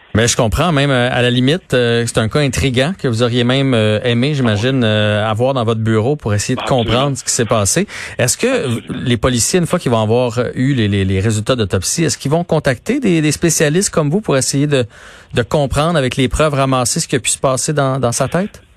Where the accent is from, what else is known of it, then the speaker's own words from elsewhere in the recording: Quebec, Canada; tous en tant que Québécois